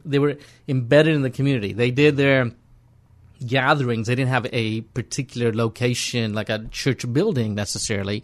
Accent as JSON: {"language": "English", "country": "India", "moved": "yes", "lives_now": "Portland, United States", "said": "my home country of India."}